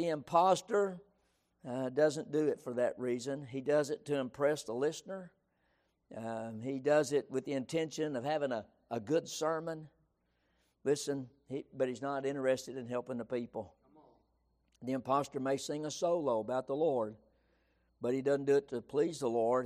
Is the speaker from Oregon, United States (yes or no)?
no; San Angelo, Texas, United States; growing up in West Texas